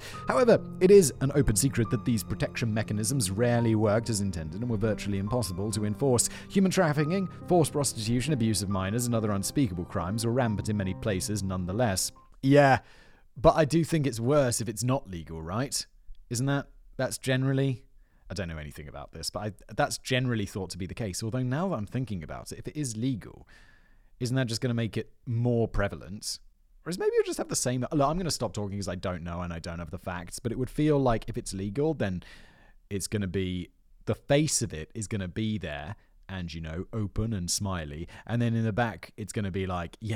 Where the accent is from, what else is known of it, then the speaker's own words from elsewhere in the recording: United Kingdom; I'm British and reserved